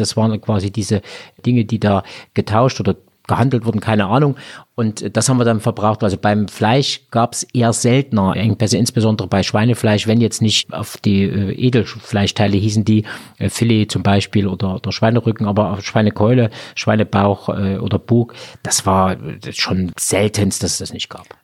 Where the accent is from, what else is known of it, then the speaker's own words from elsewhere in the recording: Thuringia, Germany; bei uns in Thüringen